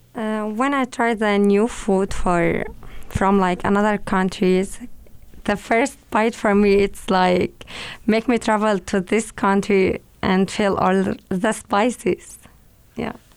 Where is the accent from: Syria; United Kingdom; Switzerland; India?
Syria; English is a second language; also born or lived in Egypt; now in United States; I grew up in Syria and after that I moved to Egypt for seven and a half years. And after that I came to here, to America